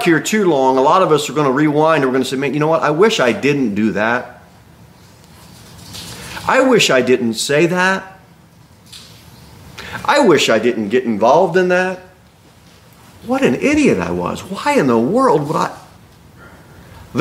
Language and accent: English; United States